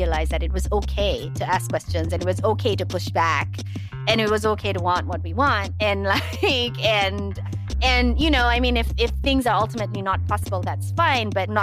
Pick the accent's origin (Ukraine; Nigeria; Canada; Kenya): Kenya; Nairobi; moved away as an adult; also born or lived in United States; grew up in Nairobi, Kenya, and then I moved to the U.S. in 2001 for college. So all of my formative years was spent in Nairobi.